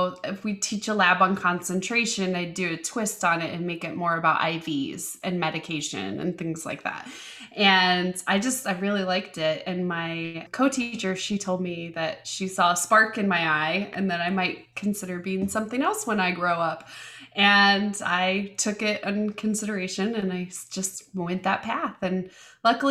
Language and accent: English; Indiana, United States; also born or lived in Colorado / Chicago / London; they moved back to my dad's hometown in Indiana. And then I lived there until college